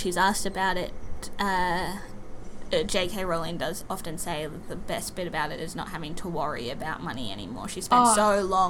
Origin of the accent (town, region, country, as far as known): Australia; moved away as an adult; also born or lived in England